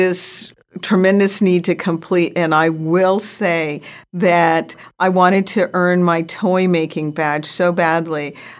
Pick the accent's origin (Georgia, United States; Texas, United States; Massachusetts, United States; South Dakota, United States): South Dakota, United States; Rapid City; born there; base, Ellsworth Air Force Base, in South Dakota, Rapid City, South Dakota, by Mount Rushmore. And I was born there on Ellsworth Air Force Base, South Dakota.